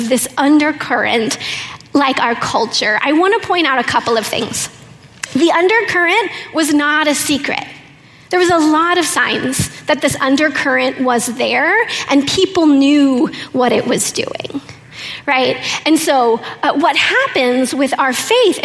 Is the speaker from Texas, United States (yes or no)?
no; Oklahoma, United States; I'm from Oklahoma